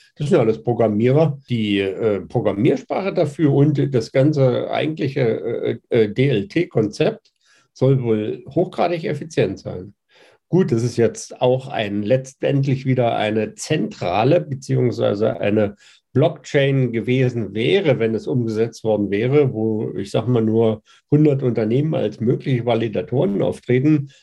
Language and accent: German; Mittweida, Saxony, Germany; bin auch aus Mitweider